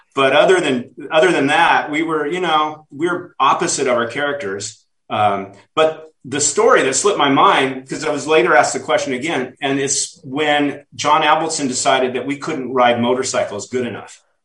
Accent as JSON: {"language": "English", "town": "Reno", "region": "Nevada", "country": "United States", "tie": "born or raised there", "moved": "yes", "said": "I went back to Reno, Nevada, my hometown"}